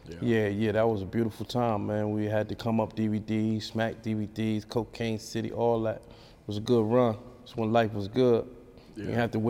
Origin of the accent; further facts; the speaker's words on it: New York City, New York, United States; Oh, man, I'm from Brooklyn. I'm from Bed-Stuy, I'm from LG, you know, from New York City.